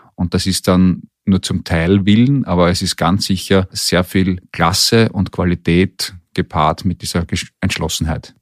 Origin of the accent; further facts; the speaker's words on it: Austria; als Österreicher